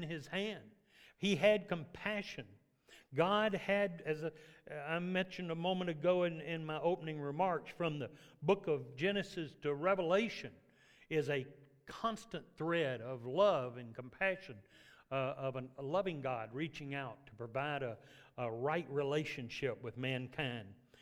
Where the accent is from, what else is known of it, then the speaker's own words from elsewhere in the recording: Memphis, Tennessee, United States; moved away; my dad moved to the city, so I grew up in Memphis